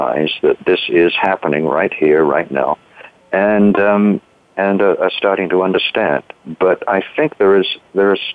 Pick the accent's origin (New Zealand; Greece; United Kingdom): United Kingdom; moved away; I grew up in Britain. You might be able to tell that from my accent